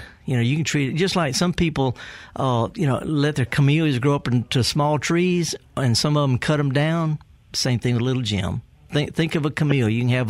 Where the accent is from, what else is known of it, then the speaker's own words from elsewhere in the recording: Indianola, Mississippi, United States; Do you know I'm from Indianola? Yes. Born and raised.